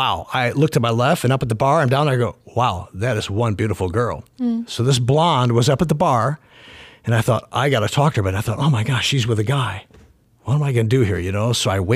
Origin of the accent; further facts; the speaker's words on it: Madison, Wisconsin, United States; now in Lancaster, United States; Well, I'm from Madison, Wisconsin. That's where I grew up.